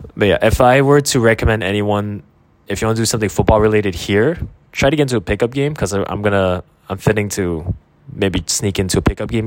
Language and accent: English; Quebec, Canada; I grew up in Quebec